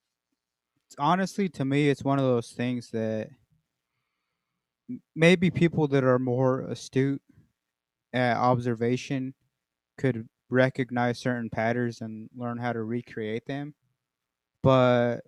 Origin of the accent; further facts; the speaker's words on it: Southern Colorado, United States; moved away; my youth growing up in Southern Colorado and then moving up this way